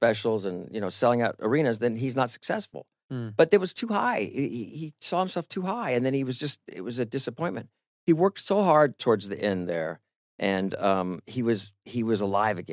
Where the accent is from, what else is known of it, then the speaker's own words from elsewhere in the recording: Disneyland, California, United States; I grew up in the Disneyland